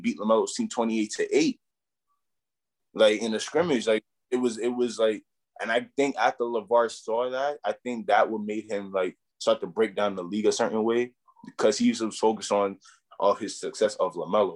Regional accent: New York City, New York, United States; also born or lived in Brownsville; I come all the way from Brooklyn

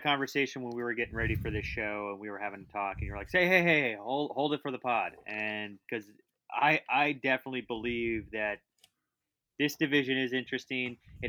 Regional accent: Utah, United States; born or raised there

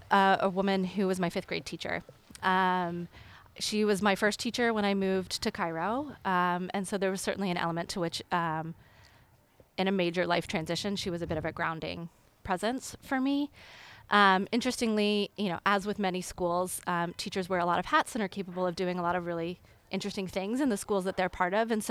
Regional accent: Tulsa, Oklahoma, United States; also born or lived in Denver, Colorado; I was born in Colorado, and so my brother and I and my parents lived in Colorado in Denver for six years. We lived there until um, we moved at the age of six, actually, to Tulsa, Oklahoma.

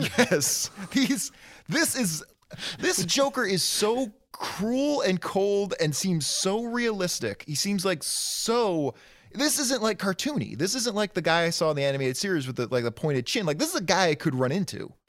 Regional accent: Detroit, Michigan, United States; I grew up in Detroit proper, in inner city Detroit

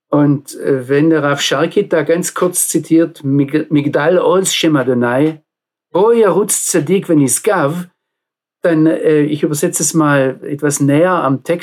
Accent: Baden-Württemberg, Germany; Ich komme aus dem Nordschwarzwald. Wir hatten dort viele, viele Hügel und auf jedem Hügel ein Freizeitheim

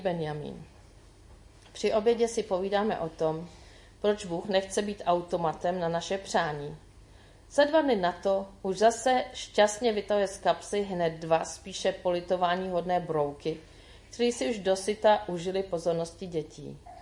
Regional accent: Czechia; jako Češi

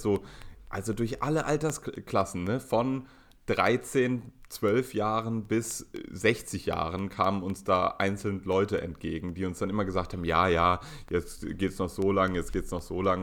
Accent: Berlin, Germany; als arroganter Berliner

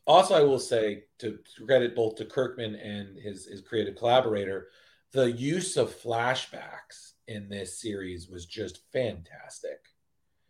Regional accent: Westchester, New York, United States; also born or lived in Milford, Pennsylvania; I grew up in the suburbs. I grew up in Westchester.

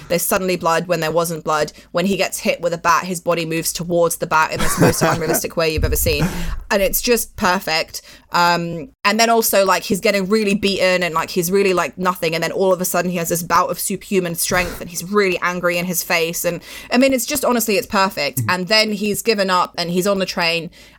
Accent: Pakistan; now in London, United Kingdom; I'm like a Pakistani woman, but I'm also like, I look white and I know that I look white.

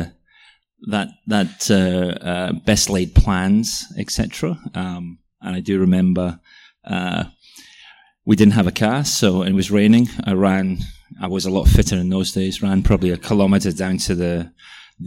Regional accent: Welsh, Wales, United Kingdom; moved away as an adult; now in Melbourne, Australia; I'm Welsh as well

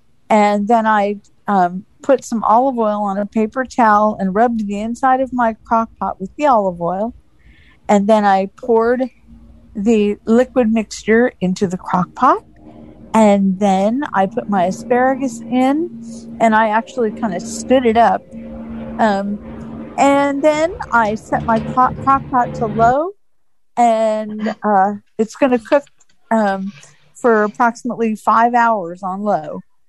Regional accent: Phoenix, Arizona, United States; I'm from Phoenix, Arizona.

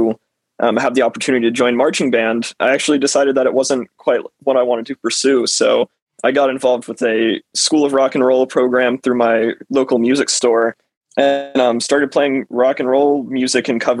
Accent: South Georgia, United States; I'm from South Georgia

